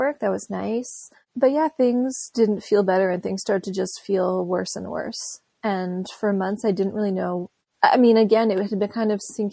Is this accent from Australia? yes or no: no; South Shore, Quebec, Canada; I'm from Montreal. I grew up on the South Shore and I live in Montreal now.